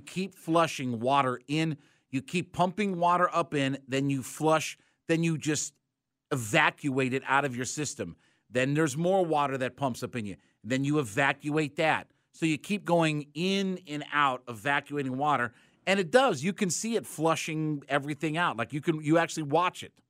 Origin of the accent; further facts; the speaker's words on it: Canton, Ohio, United States; moved away; my hometown of Canton, Ohio